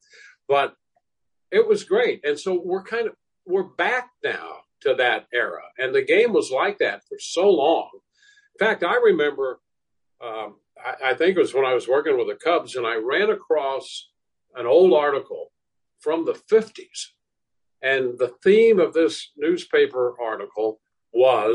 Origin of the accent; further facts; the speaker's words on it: St. Louis, Missouri, United States; I grew up in St. Louis